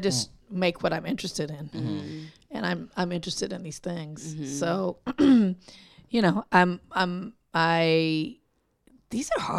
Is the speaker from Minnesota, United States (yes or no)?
no; Compton, California, United States; I grew up in Compton on the West Coast.